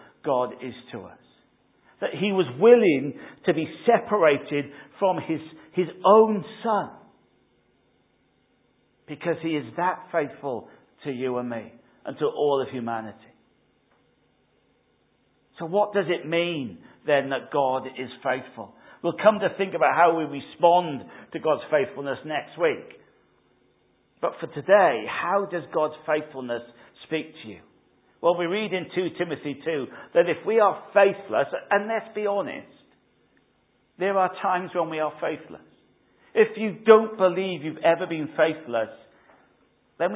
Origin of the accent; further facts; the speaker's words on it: Wales, United Kingdom; now in England; I'm Welsh